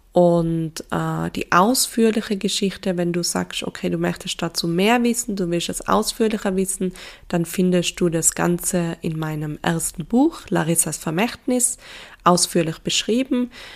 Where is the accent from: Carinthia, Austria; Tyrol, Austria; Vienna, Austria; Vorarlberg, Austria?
Tyrol, Austria; accent: Tyrolean dialect; also born or lived in Innsbruck; Ich bin aufgewachsen in Tirol mit meinen drei jüngeren Schwestern